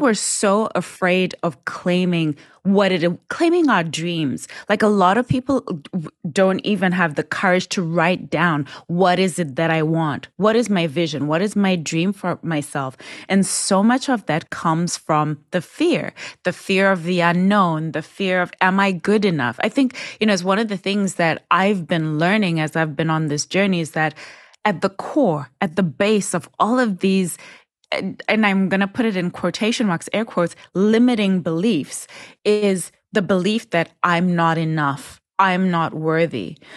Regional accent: Zimbabwe; I was born and raised in Zimbabwe

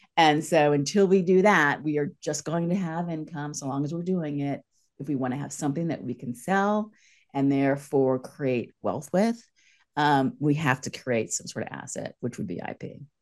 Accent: East Coast, United States; moved away as an adult; also born or lived in San Francisco / Los Angeles; I'm from the East Coast

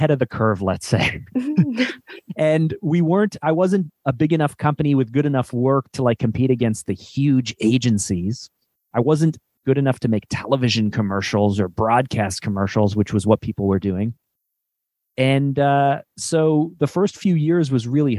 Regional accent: Canada; also born or lived in Toronto; I'm Canadian. We live in Toronto, which is kind of like the New York City of our country

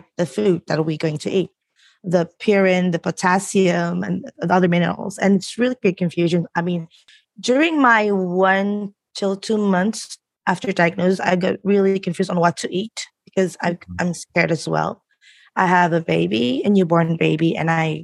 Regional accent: Jakarta, Indonesia; Coming from Indonesia is interesting because since we're coming from a low middle income country

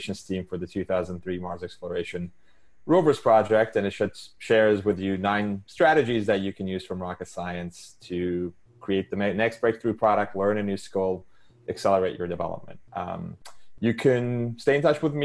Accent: Istanbul, Turkey; English is a second language; moved away as an adult; I was born and raised in Istanbul, Turkey. I lived there until I was 17.

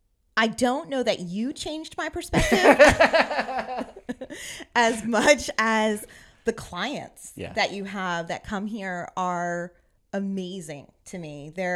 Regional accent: Virginia, United States; also born or lived in New Jersey; And then mostly growing up in Northern Virginia, we didn't, you know, right outside D.C., we didn't really have a close beach.

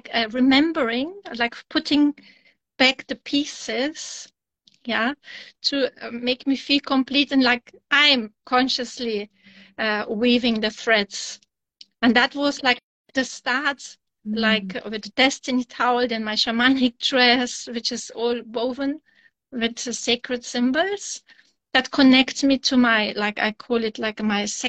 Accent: Germany; also born or lived in Kazakhstan; born in Kazakhstan, and then with 9 years I moved to Germany.

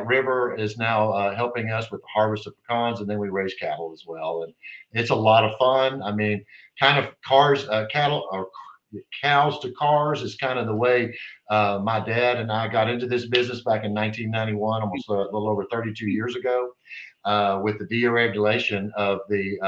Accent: Texas, United States; I'm from Texas

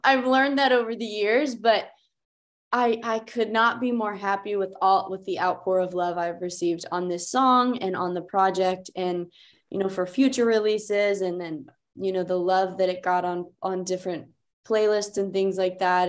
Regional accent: Beaver Falls, Pennsylvania, United States; moved away as an adult; now in Nashville, United States; I'm from Pittsburgh, uh, well, forty miles north, a small town called Beaver Falls.

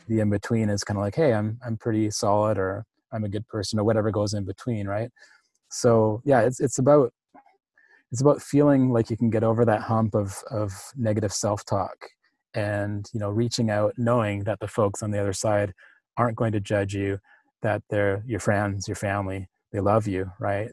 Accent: Powell River, British Columbia, Canada; in my hometown, which is Powell River

